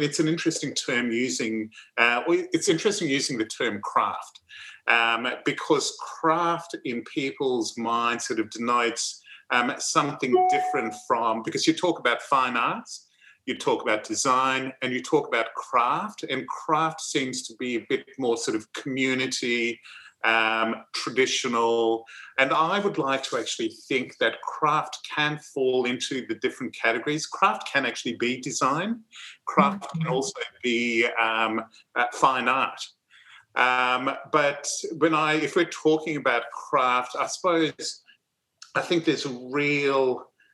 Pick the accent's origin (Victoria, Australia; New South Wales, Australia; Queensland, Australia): Queensland, Australia; Thursday Island; I was born up in the Torres Strait on Thursday Island, which is the main commercial centre